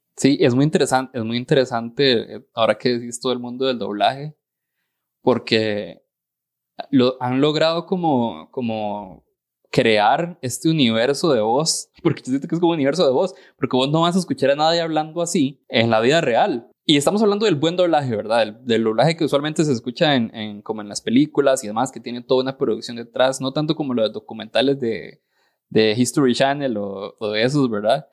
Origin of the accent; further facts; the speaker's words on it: Costa Rica; accent: tico; yo digo la, la, R como tico y la voy a seguir diciendo así